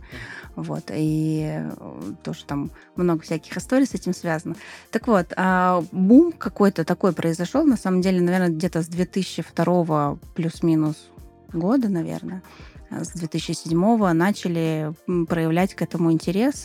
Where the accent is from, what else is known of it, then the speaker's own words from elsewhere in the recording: Moscow, Russia; moved away as an adult; now in Krasnodar Krai, Russia; я из Москвы